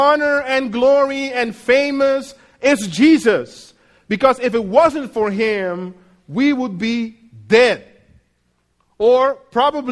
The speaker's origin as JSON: {"language": "English", "country": "Netherlands", "also_born_or_lived": "United States", "moved": "as an adult", "lives_now": "Mexico", "said": "I'm a Dutch citizen. I've lived for almost 18 years out of my home country."}